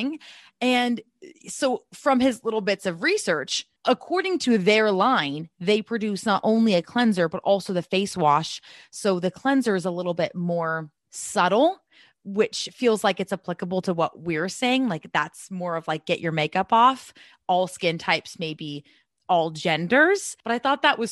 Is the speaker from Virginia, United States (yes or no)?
no; Southern California, United States; growing up in Southern California